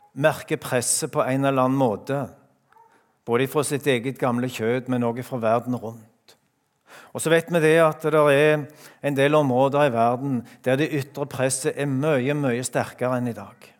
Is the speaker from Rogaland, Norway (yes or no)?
yes; Randaberg, Rogaland, Norway; now in Skien, Norway; hjemme på Randaberg